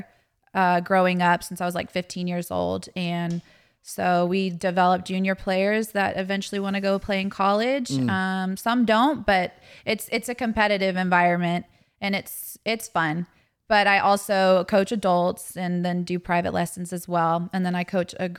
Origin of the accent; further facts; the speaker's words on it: Atlanta, Georgia, United States; also born or lived in North Carolina; born and raised in Atlanta